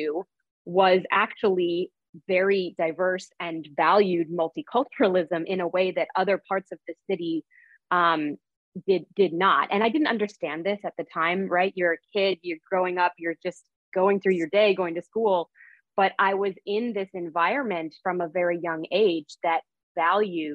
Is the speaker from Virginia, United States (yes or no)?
no; St. Louis, Missouri, United States; now in Union City, United States; I'm currently living in Union City, New Jersey, but I grew up in St. Louis, Missouri